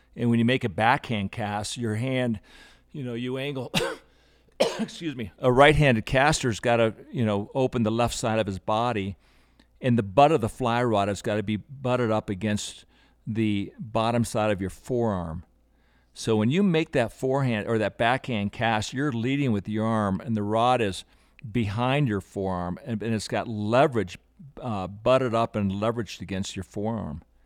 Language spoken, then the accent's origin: English; Aspen, Colorado, United States; I grew up in Aspen since 1960